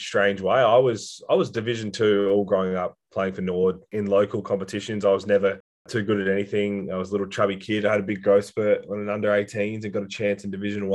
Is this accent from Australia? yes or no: yes; Echunga, South Australia, Australia; also born or lived in Adelaide / Hahndorf; I grew up in Echunga, which is further on than that.